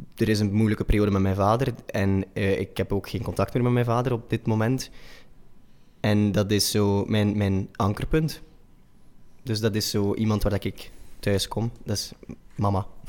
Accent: Machelen, Flanders, Belgium; accent: combo van Oost-Vlaams met West-Vlaams; also born or lived in Brussels; now in Antwerp, Belgium; ben opgegroeid in Machelen, bij Zulte. En in Deinzen naar school gegaan

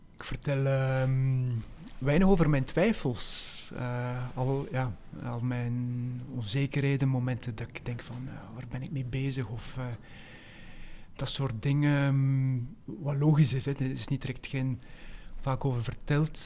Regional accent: West Flanders, Belgium; moved away as an adult; also born or lived in Leuven / Netherlands; een West-Vlaming, opgegroeid in Aarselen, op paar kilometer van Dentrem

